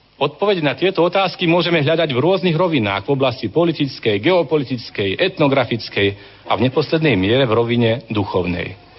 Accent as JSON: {"language": "Slovak", "country": "Slovakia"}